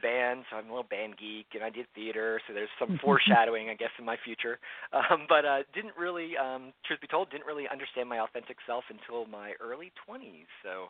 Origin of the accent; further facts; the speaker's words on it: Philadelphia, Pennsylvania, United States; moved away as an adult; now in Central Florida, United States; I grew up in the suburbs of Philadelphia, so I'm a Keystone boy. Stayed there most of my life